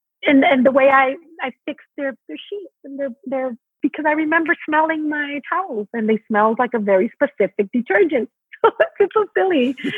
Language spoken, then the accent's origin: English; Matamoros, Tamaulipas, Mexico; English is a second language; moved away; also born or lived in Monterrey, Mexico / Brownsville, Texas; So I grew up living in Matamoros, Mexico, but crossing the bridge every morning to go to school in Brownsville, Texas. So I grew up with both languages, like from my very, very beginning.